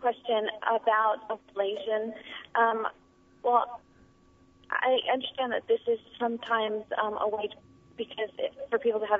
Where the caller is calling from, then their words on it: Roseville, California, United States; Well, I'm down in Roseville, but I live in Auburn.